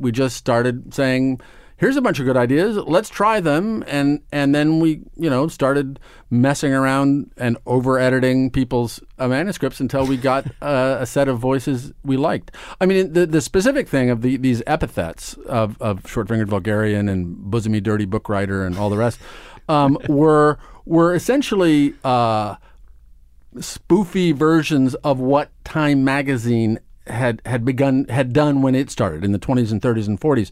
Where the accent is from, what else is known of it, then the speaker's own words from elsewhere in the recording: Omaha, Nebraska, United States; moved away as an adult; now in New York, United States; I grew up in Omaha, Nebraska